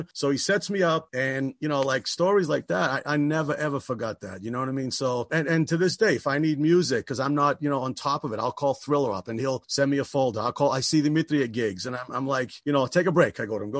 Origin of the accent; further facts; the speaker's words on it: Lynn, Massachusetts, United States; I am from Lynn, Massachusetts, right? Sin City, Lynn, City of Sin.